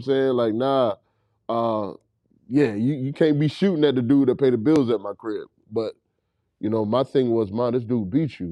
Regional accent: Raleigh, North Carolina, United States; I'm from Raleigh, North Carolina. uh, Southside.

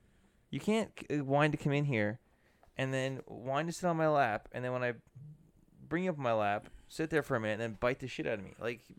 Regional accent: Canada; for us being Canadian

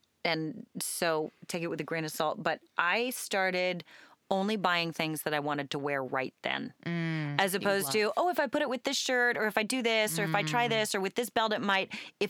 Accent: Portland, Oregon, United States; I grew up in Southeast

